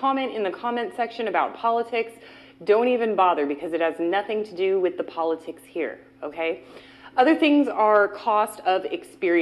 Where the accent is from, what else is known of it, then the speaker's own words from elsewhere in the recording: Bay Area of California, United States; also born or lived in Cincinnati, Ohio; I've lived here almost my entire life. I was born in Cincinnati, Ohio. At the age of two, my parents divorced and moved us to the Bay Area of California.